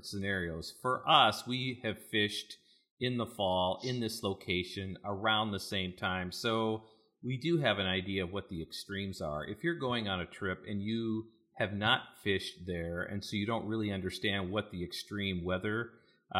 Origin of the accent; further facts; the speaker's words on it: North Dakota, United States; I grew up in North Dakota, like with minus 40 degree Fahrenheit